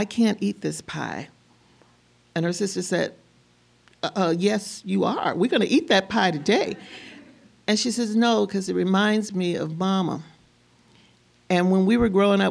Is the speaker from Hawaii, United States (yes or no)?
no; Tennessee, United States; now in Minnesota, United States; I'm from Tennessee originally